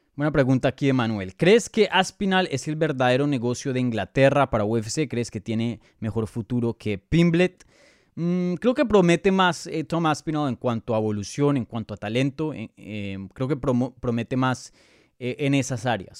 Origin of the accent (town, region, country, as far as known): Colombia